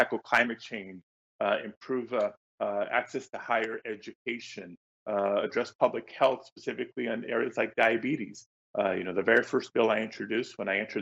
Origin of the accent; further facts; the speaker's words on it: Los Angeles, California, United States; a young Latino growing up in Los Angeles, you know, born in the 70s, kind of raised in the 80s and 90s